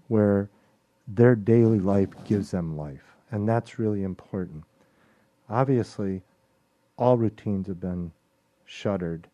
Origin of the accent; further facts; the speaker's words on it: Chicago, Illinois, United States; now in Mobile, United States; I was born and raised in Chicago, Illinois